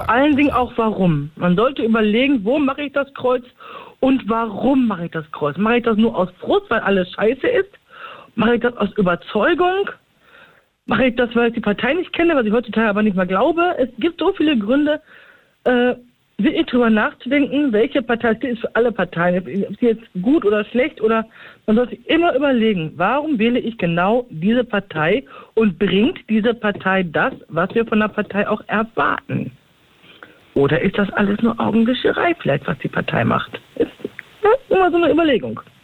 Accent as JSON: {"language": "German", "town": "Recklinghausen", "region": "North Rhine-Westphalia", "country": "Germany", "tie": "born or raised there", "said": "in meiner Heimatstadt Rettlinghausen"}